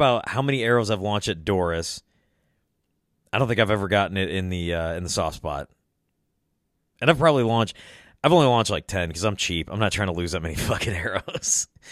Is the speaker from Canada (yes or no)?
no; Illinois, United States; I was born and raised in Illinois